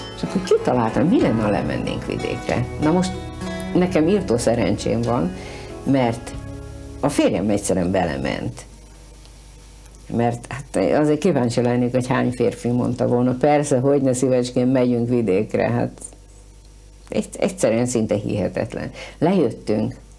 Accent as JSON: {"language": "Hungarian", "region": "Budapest", "country": "Hungary", "tie": "born or raised there", "moved": "as an adult", "said": "én egy pesti vagyok, született pesti"}